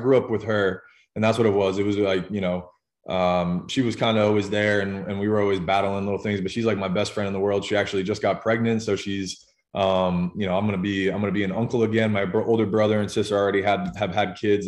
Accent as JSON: {"language": "English", "town": "Jackson", "region": "New Jersey", "country": "United States", "tie": "born or raised there", "moved": "as an adult", "lives_now": "Louisiana, United States", "said": "I grew up in a town called Jackson, which is, like a pretty big town in New Jersey, right in central Jersey"}